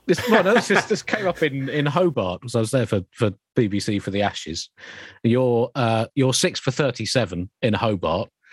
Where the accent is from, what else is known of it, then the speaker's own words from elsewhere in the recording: Kent, South East England, United Kingdom; I grew up in Kent